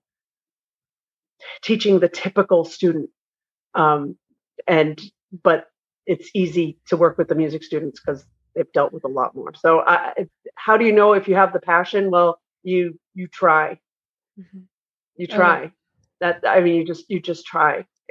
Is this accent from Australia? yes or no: no; New England, United States; I'm from New England